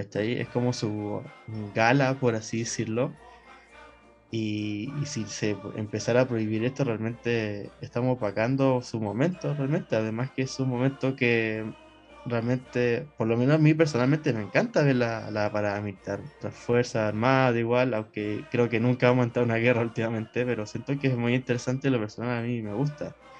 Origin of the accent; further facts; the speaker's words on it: Chile; nuestra identidad como, como chilenos